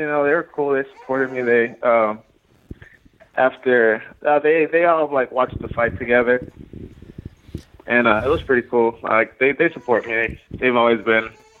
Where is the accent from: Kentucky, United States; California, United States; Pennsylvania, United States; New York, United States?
California, United States; Fontana; also born or lived in San Bernardino; I live in San Bernardino. I grew up in Fontana.